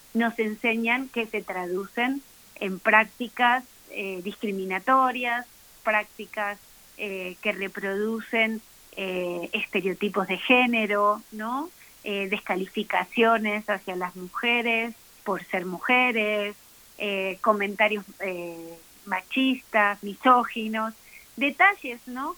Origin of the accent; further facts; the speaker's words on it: Mexico; como mexicanos y mexicanas